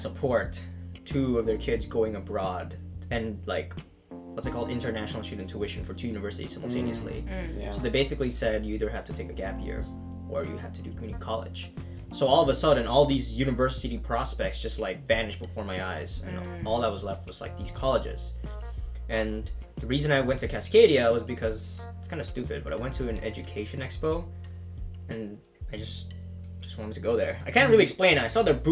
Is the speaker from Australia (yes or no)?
no; Indonesia; moved away as an adult; I grew up in Indonesia